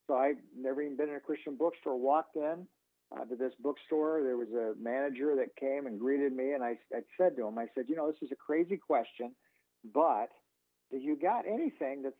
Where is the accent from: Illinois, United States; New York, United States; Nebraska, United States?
Nebraska, United States; Lincoln; my whole life growing up in Lincoln